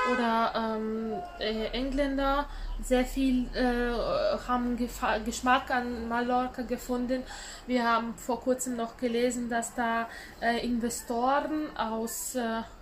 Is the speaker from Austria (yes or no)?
no; Latgale, Latvia; zum Beispiel aus dem Ort, wo ich herkomme, das ist aus ländlicher Gegend, so 150 Kilometer, ähm, da ist schon im zweistelligen Bereich eine Arbeitslosenquote. Also äh, in Latgale heißt es